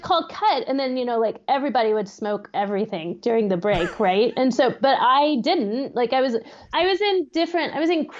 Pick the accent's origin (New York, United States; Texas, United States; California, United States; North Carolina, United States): Texas, United States; Austin; moved away as an adult; now in Pittsburgh, United States; I grew up in Austin also